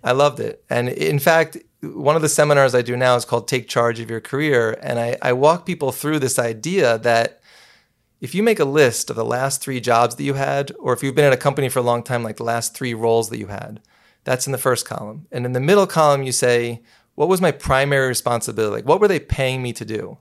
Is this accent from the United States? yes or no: yes; New City, New York, United States; I was born and raised in New City, New York